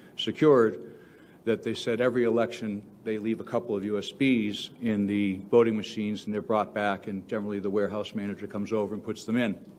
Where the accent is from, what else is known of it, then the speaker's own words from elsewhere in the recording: Delaware County, Pennsylvania, United States; I'm from Delaware County.